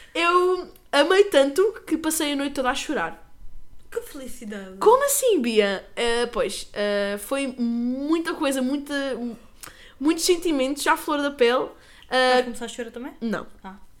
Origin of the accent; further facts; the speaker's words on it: Lagos, Algarve, Portugal; nós somos de lagos